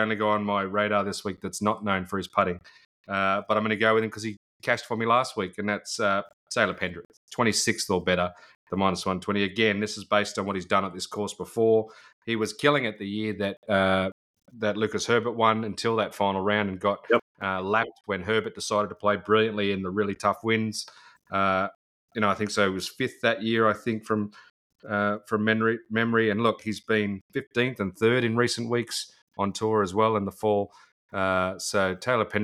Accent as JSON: {"language": "English", "country": "Australia", "said": "as an Aussie"}